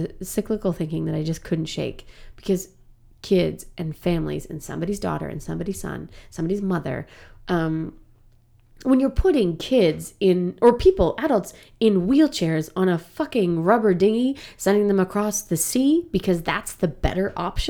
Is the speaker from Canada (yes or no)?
yes; Canada; Like, I'm a Canadian actor, for God's sake.